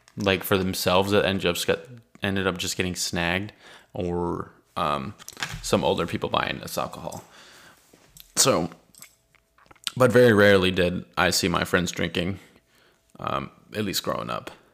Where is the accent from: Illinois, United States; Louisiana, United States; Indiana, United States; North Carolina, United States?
North Carolina, United States; Richlands; also born or lived in California; I grew up in Richland's primary, so I went there for first and second grade and then on to elementary school in Richlands